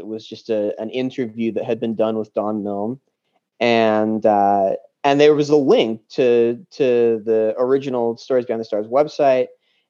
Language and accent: English; Morgan, Utah, United States; I'm from Utah originally, a little town called Morgan, which is about a half an hour north of Park City on the Wasatch Back.